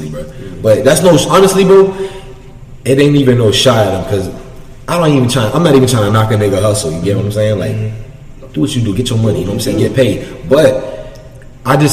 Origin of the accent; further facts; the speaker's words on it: Lake Worth, Florida, United States; I come from Lake Worth, city in South Florida.